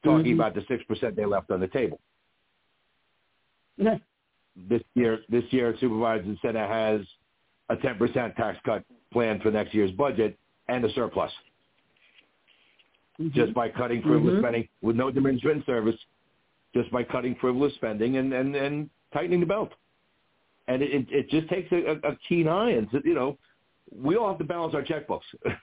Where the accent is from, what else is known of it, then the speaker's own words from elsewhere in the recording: Jersey City, New Jersey, United States; moved away as an adult; now in Port Washington, United States; I grew up in Jersey City, which was sort of a spread out town.